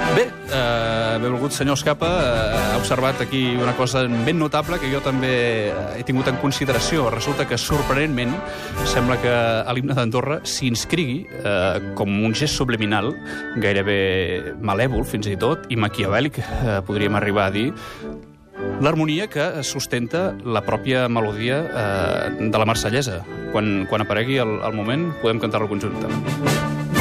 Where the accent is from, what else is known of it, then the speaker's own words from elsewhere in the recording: Catalonia, Spain; com a català absolutament declarat com a patriota